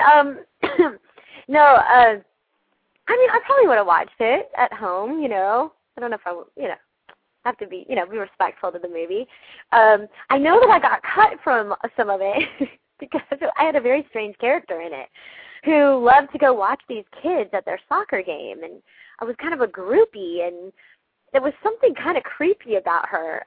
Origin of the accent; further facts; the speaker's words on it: Pasadena, California, United States; I grew up in Pasadena